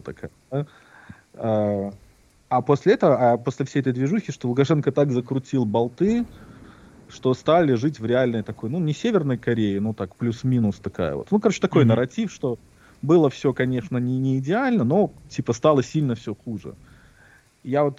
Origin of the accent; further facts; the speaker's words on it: Minsk, Belarus; now in United States; Я родился такого-то, такого-то в таком-то году в городе Минске, Беларусь.